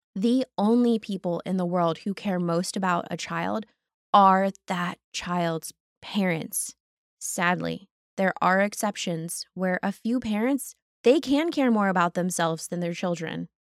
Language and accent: English; United States; most of us who have been growing up in America